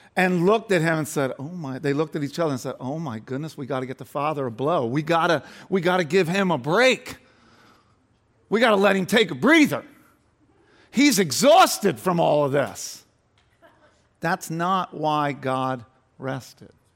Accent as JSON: {"language": "English", "area": "Delaware County", "region": "Pennsylvania", "country": "United States", "tie": "born or raised there", "said": "I grew up in Delaware County, so not far from here"}